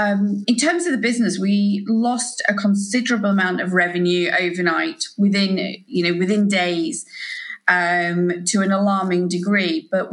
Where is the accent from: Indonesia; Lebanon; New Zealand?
New Zealand; also born or lived in Yorkshire, England; Yeah, so I was born in Yorkshire, very much to, I would say, traditional Yorkshire grandparents, certainly very sort of Yorkshire folk. And then when I was sort of fairly young, around sort of seven, we moved out to New Zealand.